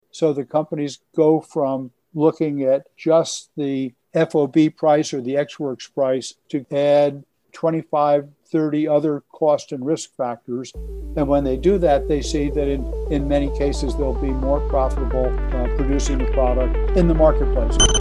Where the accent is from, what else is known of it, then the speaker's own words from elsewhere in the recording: Elizabeth, New Jersey, United States; I grew up in Elizabeth, New Jersey, right across the river from New York